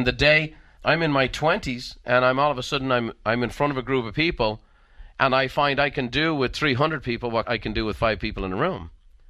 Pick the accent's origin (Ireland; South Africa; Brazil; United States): Ireland; Now, I'm an Irishman. I can tell a joke.